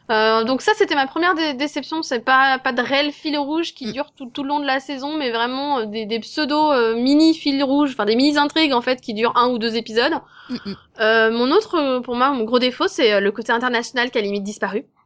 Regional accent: France; j'appelle au secours en français parce que je suis française quoi.

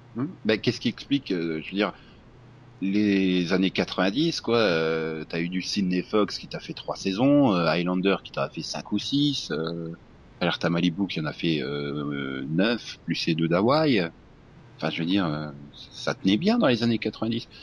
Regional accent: France; on est français

